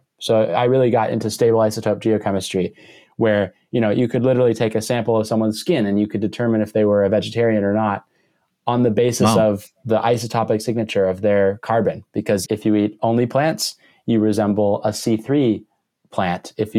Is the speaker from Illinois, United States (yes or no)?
no; Maine, United States; I grew up in Maine, which is, you know, the extreme northeast corner of the U.S., and I grew up in a 14-acre woodlot that used to be the woodlot for a farm